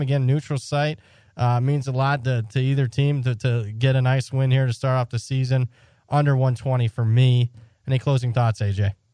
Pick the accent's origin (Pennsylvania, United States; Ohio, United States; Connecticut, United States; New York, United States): Ohio, United States; I'm from Ohio